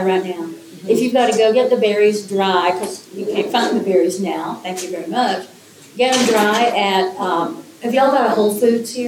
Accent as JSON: {"language": "English", "region": "Appalachia", "country": "United States", "said": "I'm from Appalachian, kitchens"}